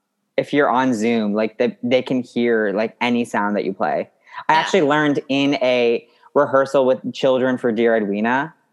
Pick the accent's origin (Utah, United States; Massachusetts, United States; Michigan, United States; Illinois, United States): Massachusetts, United States; also born or lived in New York; Born in New York and I grew up in Massachusetts.